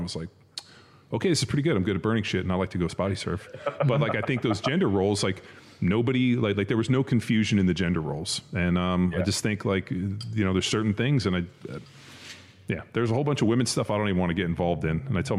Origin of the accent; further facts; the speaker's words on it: Torrance, California, United States; moved away as an adult; also born or lived in Orange County, California / New Jersey / Florida / Kansas City; now in Texas, United States; I grew up in Torrance, Palos Verdes area. Okay. And then, you know, moved to Orange County and lived there for a number of years and then just was like, we got to go and pulled the ripcord, came here to Texas.